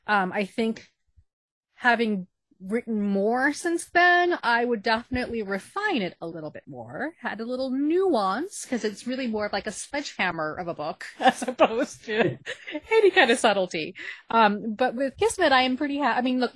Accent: Queens, New York, United States; It's like, oh, it's a mystic from South Asia. Oh, yes. And it's like, no, I'm from Queens.

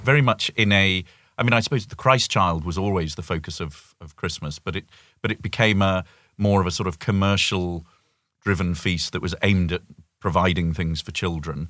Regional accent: United Kingdom; moved away as an adult; as a Brit

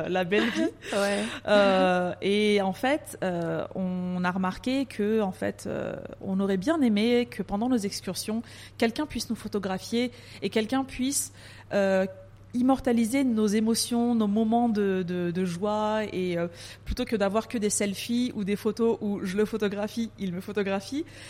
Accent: France; moved away as an adult; also born or lived in Paris; now in Dubai, United Arab Emirates; je suis née en France. Euh, j'ai grandi en France. Je suis d'origine turque

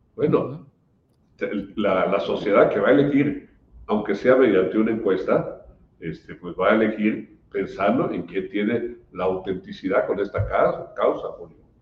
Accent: Chiapas, Mexico; Los chaparecos eh, sentimos y pensamos, vivimos de otra manera

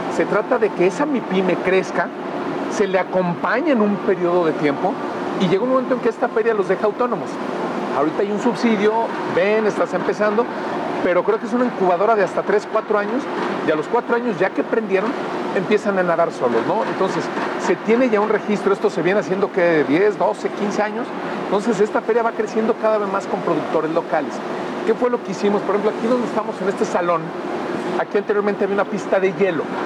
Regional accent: León, Guanajuato, Mexico; yo soy leonés

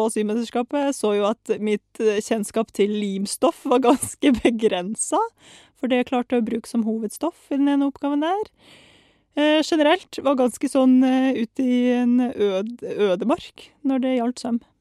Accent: Saint Petersburg, Russia; now in Norway; Um, altså født og delvis oppvokst i Russland. Født i St. Petersburg og liksom vokst opp der.

